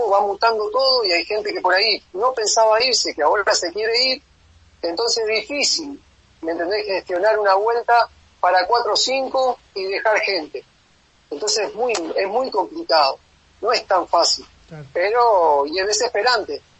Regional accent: Uruguay; como uruguayo, si yo tengo la posibilidad de volverme a Uruguay

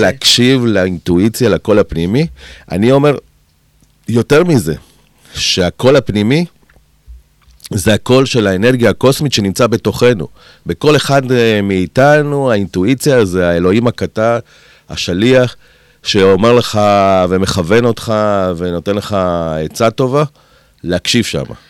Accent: Kiryat Gat, Southern District, Israel; also born or lived in Argentina; אני באתי מהפריפריה, מקריית גת

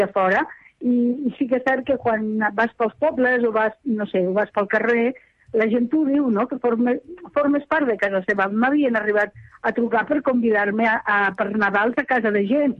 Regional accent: Lleida, Catalonia, Spain; accent: Western Catalan (Lleida); la meva llengua occidental

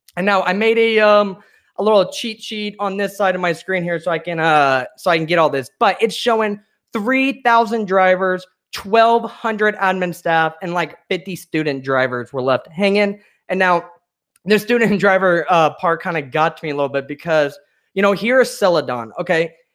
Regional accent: central Illinois, United States; also born or lived in Chicago; now in Phoenix, United States; I come from the Midwest. I actually lived in central Illinois

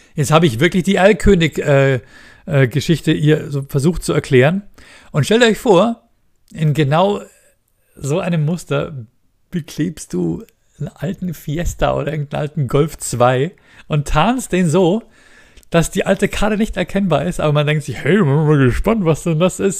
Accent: Munich, Bavaria, Germany; ich bin in der Großstadt geboren, ich bin in München geboren

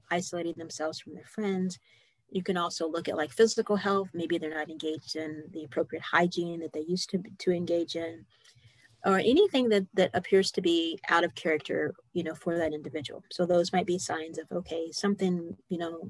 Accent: Indianapolis, Indiana, United States; I'm from Indianapolis, and that is in Indiana.

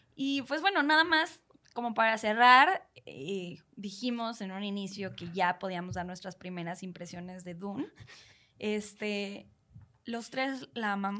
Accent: Mexico; siendo eh, mexicanos que somos personas súper expresivas

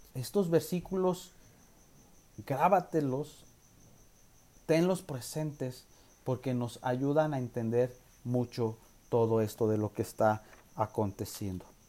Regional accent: Mexico; nosotros como nación mexicana

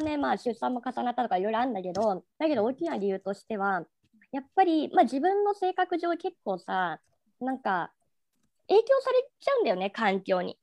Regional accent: Tokyo, Japan; 東京生まれ

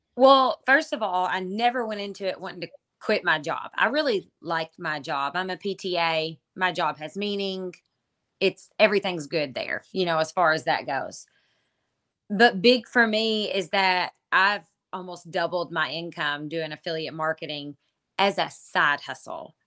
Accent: Kentucky, United States; I'm from Kentucky

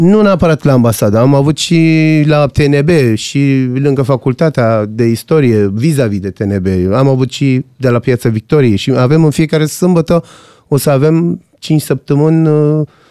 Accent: Iran; now in Romania

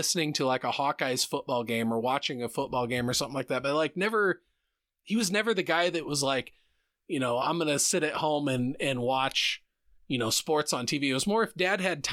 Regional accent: Center Point, Iowa, United States; I grew up in Center Point

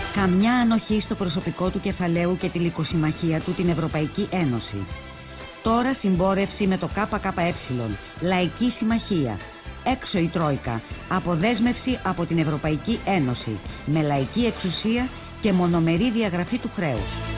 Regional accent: Greece

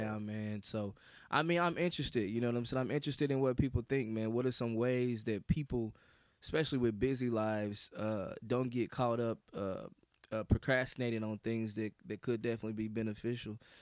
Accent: Kansas City, Missouri, United States; I hail from the great, you know what I'm saying, state of Missouri, man, Kansas City, Missouri

